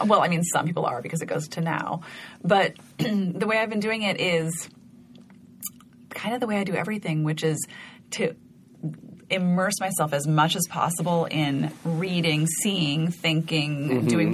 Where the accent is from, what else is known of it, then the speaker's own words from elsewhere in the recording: Montana, United States; moved away; About growing up in Montana and skiing.